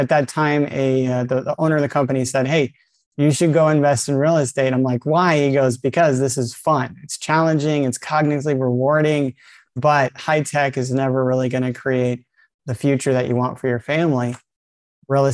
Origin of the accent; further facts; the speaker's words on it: south side of Yosemite National Park, California, United States; also born or lived in Italy / Florida; most of my formative life was up in the mountains on the south side of Yosemite National Park